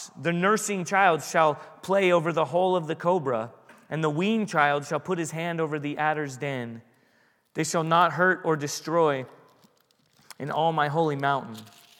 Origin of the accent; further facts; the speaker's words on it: San Diego, California, United States; But when I was a kid at the San Diego Zoo, I grew up in San Diego.